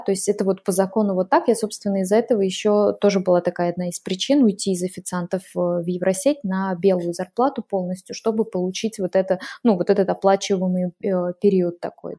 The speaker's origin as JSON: {"language": "Russian", "town": "Glazov", "region": "Udmurtia", "country": "Russia", "tie": "born or raised there", "also_born_or_lived": "Moscow, Russia", "moved": "as an adult", "lives_now": "Lake Garda, Italy", "said": "я в 2005 так уехала, и э, из Глазова в Москву, а в 2015 из Москвы вот сюда, на Гар"}